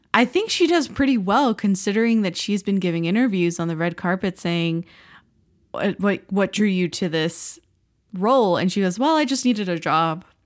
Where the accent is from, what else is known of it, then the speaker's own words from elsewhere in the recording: South Florida, United States; now in Philadelphia, United States; we grew up in South Florida and we had a pool